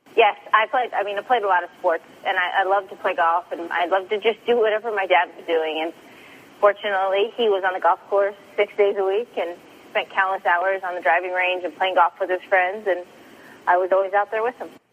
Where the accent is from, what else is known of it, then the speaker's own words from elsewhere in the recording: Sacramento, California, United States; my hometown, Sacramento